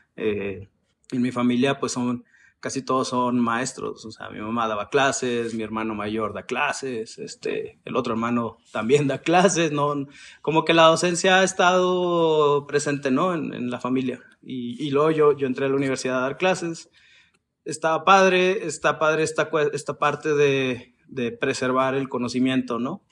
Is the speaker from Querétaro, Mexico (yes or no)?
no; Chihuahua, Mexico; moved away as an adult; now in Mexico City, Mexico; yo soy de Chihuahua, como lo acabas de decir, y ya tengo un rato viviendo acá en la Ciudad de México